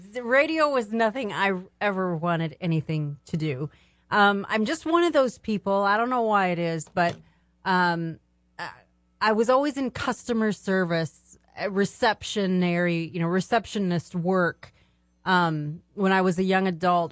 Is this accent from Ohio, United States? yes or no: no; Minnesota, United States; also born or lived in Germany / Alaska / Arizona; now in Michigan, United States; We grew up in Minnesota.